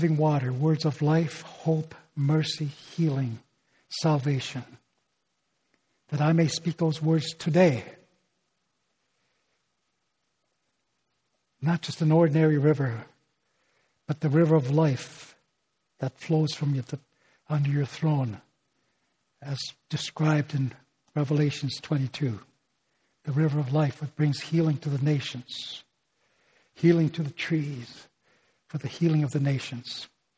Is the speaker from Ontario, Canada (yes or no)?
yes; Northern Ontario, Canada; first language Ojibwe; English is a second language; my native language, okay? The Ojibwe of Northern Ontario